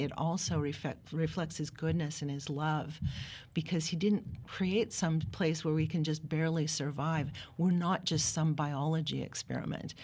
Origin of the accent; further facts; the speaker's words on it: Pacific Northwest, United States; I grew up in the Pacific Northwest. My dad was a forester.